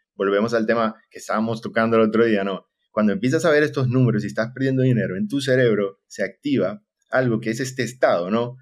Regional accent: Maracaibo, Zulia, Venezuela; moved away as an adult; now in Costa Rica; actualmente estoy en Costa Rica, soy de Maracaibo, Venezuela, y tengo ya prácticamente seis años aquí

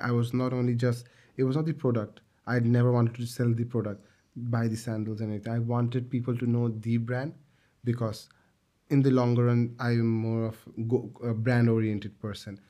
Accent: Bangladesh; we come from a garments factory country

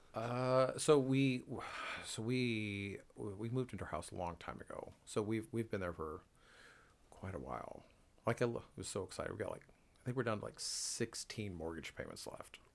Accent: Washington, United States; now in Wichita, United States; I grew up in Washington State

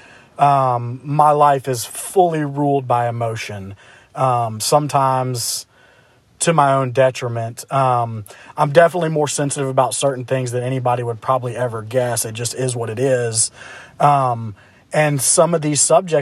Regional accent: Memphis, Tennessee, United States; I'm from Memphis

